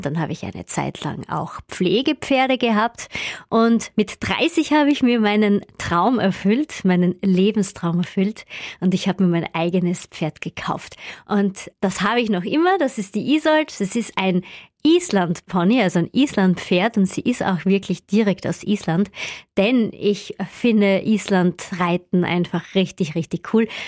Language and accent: German; Upper Styria, Austria; ich komme ja aus der Obersteiermark und da gibt es viele Berge wenig Flachland